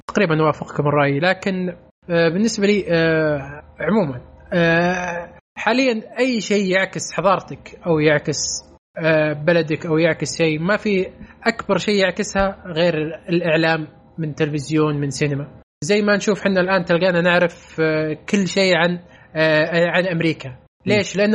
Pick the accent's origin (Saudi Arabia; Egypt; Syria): Saudi Arabia; لا والله مو بس واحد أنا... سعودي